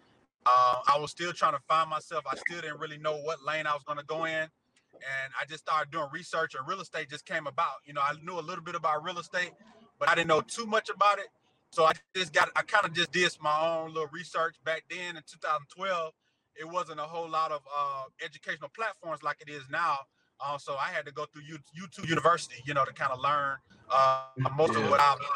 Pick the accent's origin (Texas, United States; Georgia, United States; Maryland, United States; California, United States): Georgia, United States; Atlanta; also born or lived in Chicago, Illinois; I really claim Atlanta because I've been here most of my life, but I was just born there.